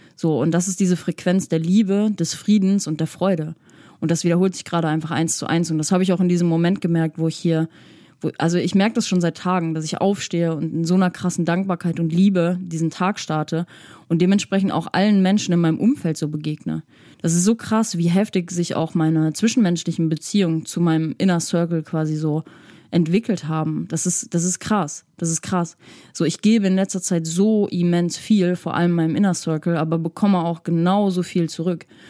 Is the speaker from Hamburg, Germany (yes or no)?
yes; Hamburg, Germany; ich komme aus der Psytrance Hochburg Hamburg